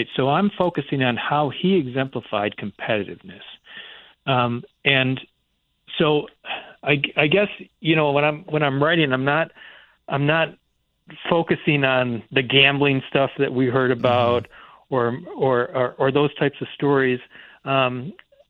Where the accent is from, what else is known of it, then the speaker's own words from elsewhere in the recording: Michigan, United States; I grew up in Michigan